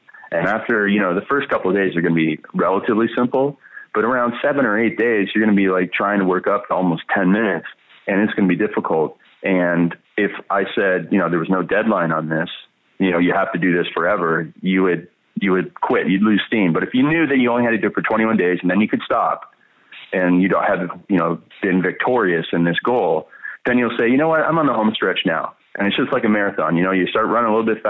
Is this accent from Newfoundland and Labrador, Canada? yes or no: no; Stratford, Ontario, Canada; I was born in Stratford, Ontario, Canada